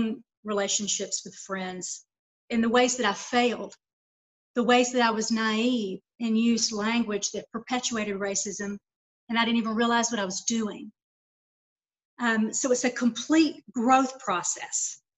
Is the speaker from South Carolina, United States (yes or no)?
no; Lawrenceville, Georgia, United States; also born or lived in Atlanta / Savannah; now in Las Vegas, United States; So it starts in my hometown of Lawrenceville with those experiences. Then I moved to Atlanta, which was more cosmopolitan.